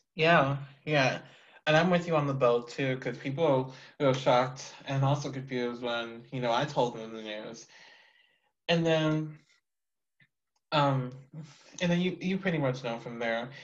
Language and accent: English; Texas, United States; I'm from Texas